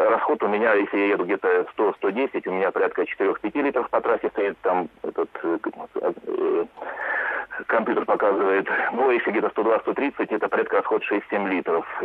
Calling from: Saint Petersburg, Russia; Насчет запчастей, у нас, вот я из Питера звоню, в каждом магазине полно.

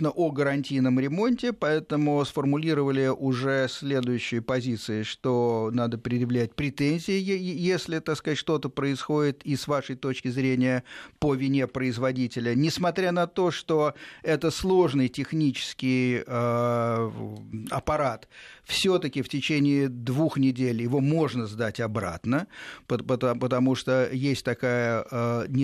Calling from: Korolyov, Moscow Oblast, Russia; я с города Королева, Московской области.

